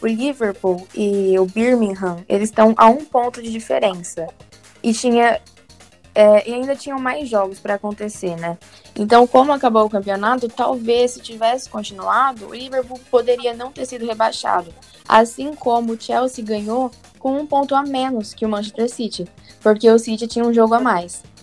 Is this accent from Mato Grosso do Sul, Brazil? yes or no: no; interior of São Paulo, Brazil; eu sou do interior de São Paulo